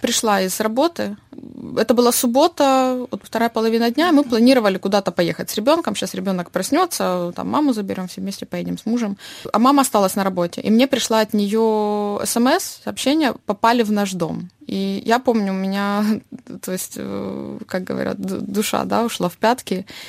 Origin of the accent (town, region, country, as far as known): Dnipro, Dnipropetrovsk Oblast, Ukraine; first language Russian; moved away as an adult